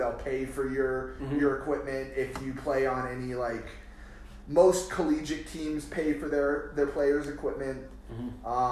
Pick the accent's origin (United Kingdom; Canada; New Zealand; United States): United States; Texas; where I grew up in Texas, like it's expensive